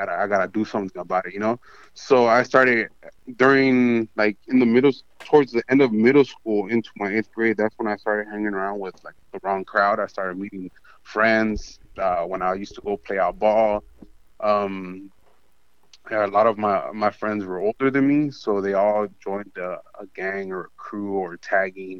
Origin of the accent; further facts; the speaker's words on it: Santa Ana, California, United States; also born or lived in Tustin, California; I grew up in Santa Ana, Orange County.